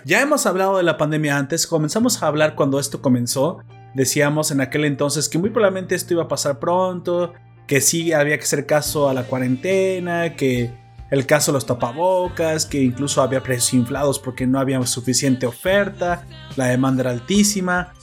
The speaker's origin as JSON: {"language": "Spanish", "country": "Mexico", "said": "como ciudadano, como mexicano"}